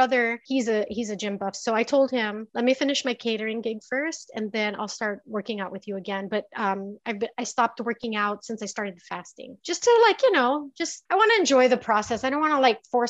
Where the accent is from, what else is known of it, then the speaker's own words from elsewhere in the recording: Philippines; moved away as an adult; now in United States; I grew up in the Philippines and I know the Philippine entertainment industry